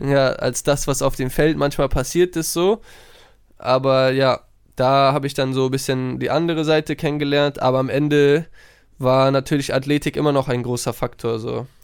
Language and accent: German; Hamburg, Germany; moved away as an adult; nah an Hamburg, nah an meiner Heimat